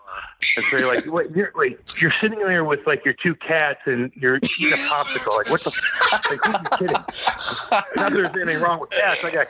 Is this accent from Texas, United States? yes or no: no; St. Louis, Missouri, United States; I got to play my hometown, juniors for a year in my hometown